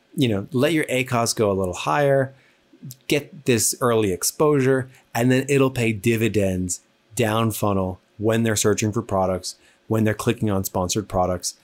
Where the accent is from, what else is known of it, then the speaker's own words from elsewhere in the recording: New Jersey, United States; I talk fast. I'm from New Jersey